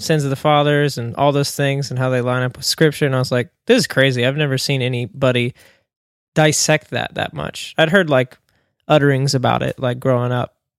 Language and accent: English; Smyrna, Tennessee, United States; I'm from Smyrna, Tennessee, uh, born and raised.